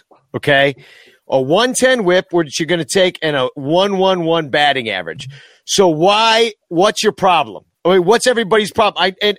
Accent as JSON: {"language": "English", "region": "Iowa", "country": "United States", "said": "I am from Iowa. Des Moines isn't that bad."}